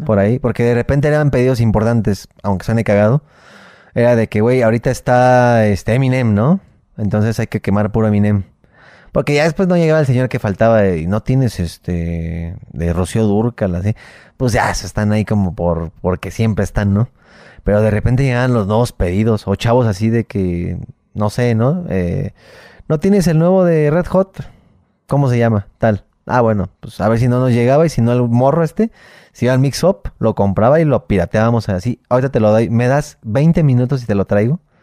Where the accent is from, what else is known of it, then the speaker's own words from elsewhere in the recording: Mexico; somos los mexicanos